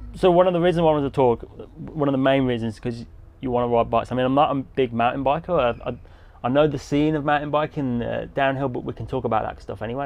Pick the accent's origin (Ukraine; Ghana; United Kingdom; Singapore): United Kingdom; England; I'm an English guy